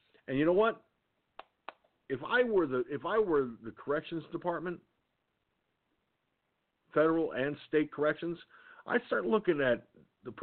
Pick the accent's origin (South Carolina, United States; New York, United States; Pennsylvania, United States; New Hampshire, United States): New York, United States; Peekskill; when I lived in Peekskill, my hometown